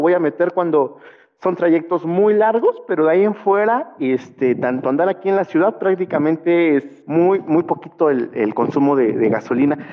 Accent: Puebla, Mexico; yo soy de aquí de la ciudad de Puebla

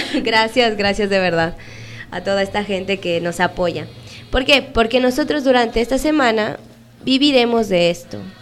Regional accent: Mexico; moved away as an adult; now in Peru; soy una misionera, soy mexicana. Y aquí en Perú tengo casi ocho años

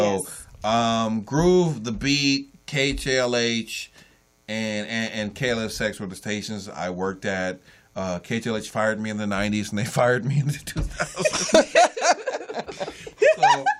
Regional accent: Los Angeles, California, United States; Born and raised in Los Angeles.

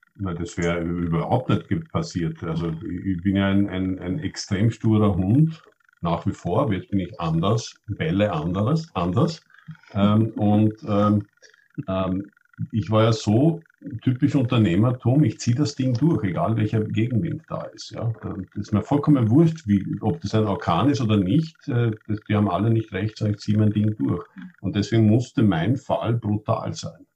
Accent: Austria; ich bin Österreicher, aber Schwedisch, wenn ich will, schalte ich um und bin Schwede

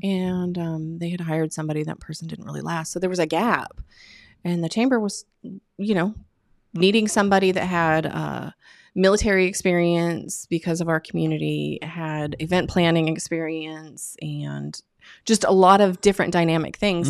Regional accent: Oregon, United States; moved away as an adult; also born or lived in Bakersfield, California / Milwaukee, Wisconsin; now in Havelock, United States; I was born in California. Raised in Oregon

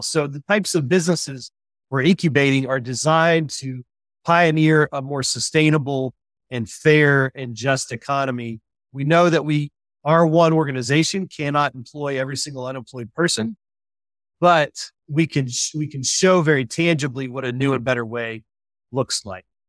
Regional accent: West Virginia, United States; moved away as an adult; also born or lived in Indiana; I was born and raised in West Virginia

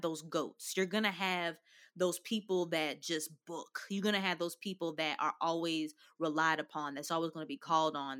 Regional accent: Louisville, Kentucky, United States; growing up in Kentucky

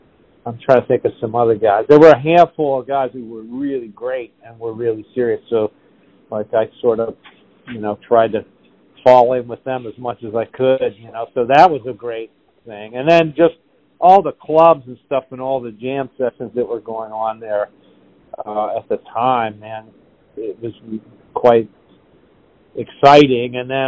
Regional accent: Pittsburgh, Pennsylvania, United States; now in Nashville, United States

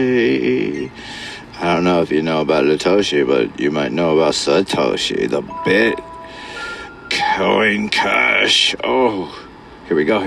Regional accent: California, United States; I was born and raised Californian, so technically I say I'm a Californian.

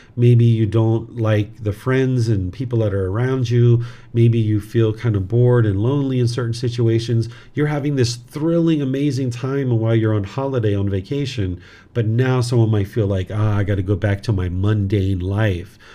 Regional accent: United States; moved away as an adult; now in Thailand; I grew up in America

